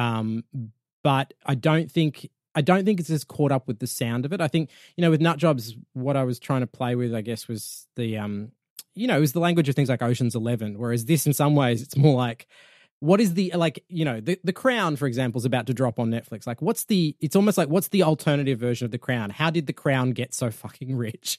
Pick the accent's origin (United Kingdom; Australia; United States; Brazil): Australia; I'm from Australia.